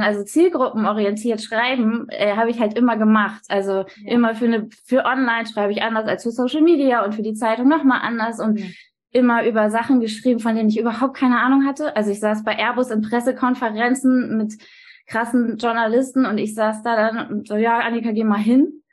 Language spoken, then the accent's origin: German; Stade district, Lower Saxony, Germany; now in Hamburg, Germany; ich komme aus dem Landkreis Stade